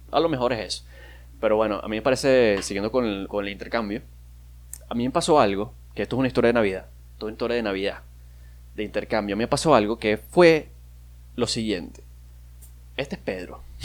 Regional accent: Maracaibo, Zulia, Venezuela; yo soy de Maracaibo, yo soy maracucho

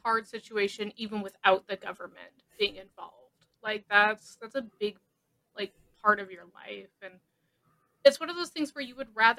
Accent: United States; it genuinely makes me hate living here, you know, and I love being an American.

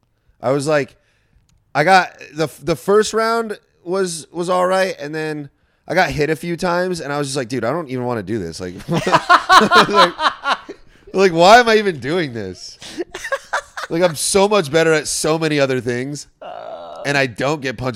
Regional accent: Orange County, California, United States; I grew up in Orange County too.

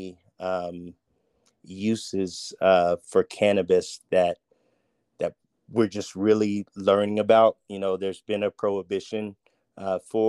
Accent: Crofton, Kentucky, United States; moved away as an adult; I'm born and raised in Kentucky, specifically Crofton, Kentucky, a small town

